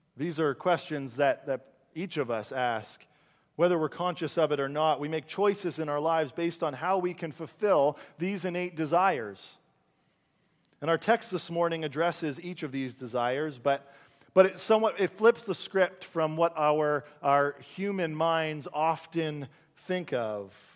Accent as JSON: {"language": "English", "town": "Caledonia", "region": "Ontario", "country": "Canada", "tie": "born or raised there", "said": "I grew up in a town called, uh, Caledonia, Ontario."}